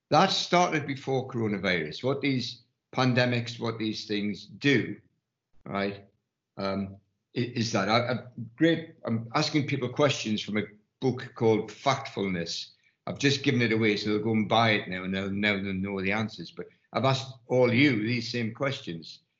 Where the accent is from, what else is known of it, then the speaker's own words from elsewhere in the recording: Ireland; I was going to say I'm an Irishman, but I've got to, I am.